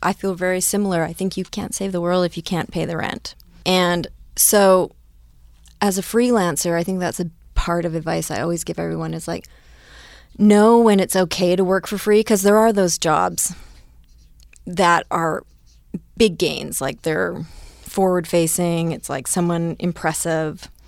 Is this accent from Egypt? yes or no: no; Powell River, British Columbia, Canada; Powell River, British Columbia, like a really, really small town in Canada.